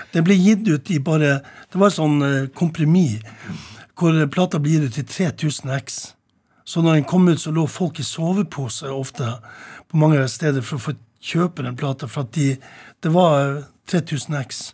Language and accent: Norwegian; Tromsø, Troms, Norway; på loftet hjemme i Tromsdalen